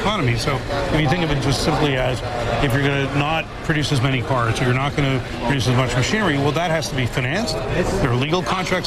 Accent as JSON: {"language": "English", "country": "Canada", "said": "I say it as a Canadian."}